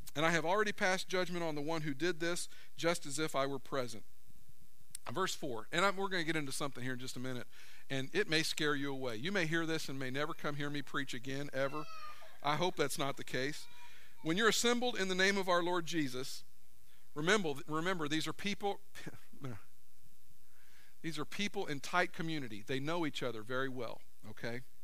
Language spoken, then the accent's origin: English; United States; I grew up in America